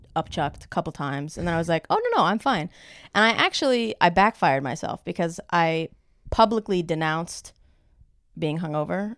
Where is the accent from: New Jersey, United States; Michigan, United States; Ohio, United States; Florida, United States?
Ohio, United States; I am from Ohio